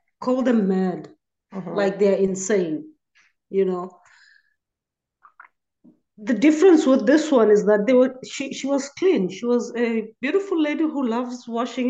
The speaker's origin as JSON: {"language": "English", "country": "South Africa", "said": "I'm from South Africa."}